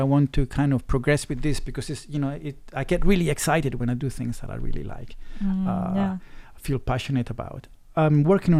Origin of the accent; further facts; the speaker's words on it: England, United Kingdom; also born or lived in Chile; now in Taiwan; I am from England